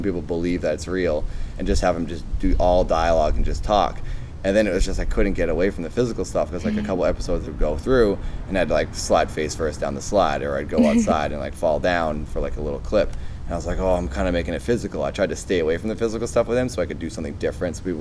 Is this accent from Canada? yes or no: no; Massachusetts, United States; moved away as an adult; now in California, United States; I'm from Massachusetts